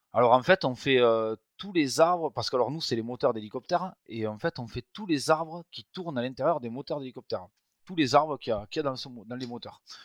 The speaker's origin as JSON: {"language": "French", "town": "Tarbes", "region": "Occitania", "country": "France", "tie": "born or raised there", "said": "je suis natif de Tarbes, dans les Hautes-Pyrénées"}